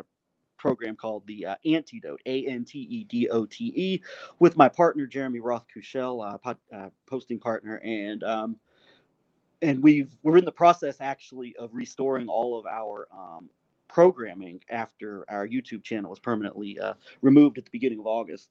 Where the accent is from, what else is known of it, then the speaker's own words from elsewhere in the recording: United States; speaking as an American